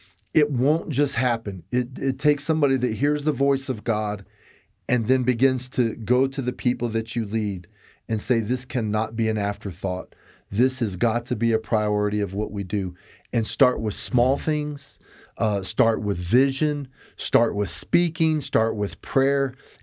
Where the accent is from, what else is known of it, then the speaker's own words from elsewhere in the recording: Florida, United States; I'm a cracker from Florida.